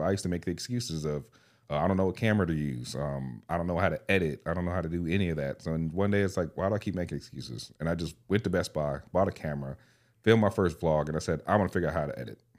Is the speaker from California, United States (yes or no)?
yes; California, United States; I grew up in California